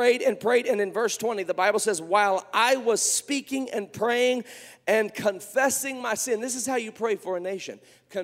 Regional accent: United States; before we are American

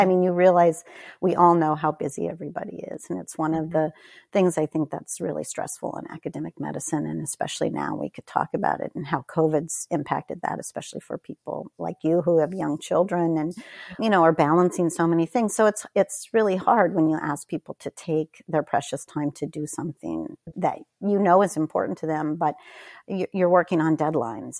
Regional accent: Northern California, United States; moved away; also born or lived in Corvallis, Oregon; we moved to a very remote area of Northern California where there was a small university, and my father spent the rest of his career there. So I grew up in a very, very small town

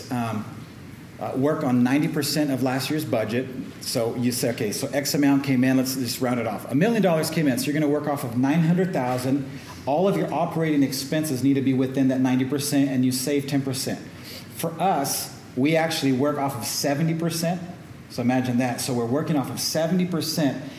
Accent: Oakland, California, United States; I'm from Oakland, so uh, Bay Area yeah

